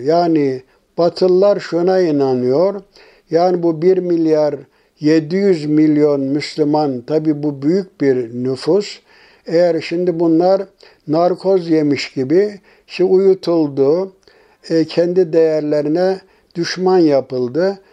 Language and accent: Turkish; Turkey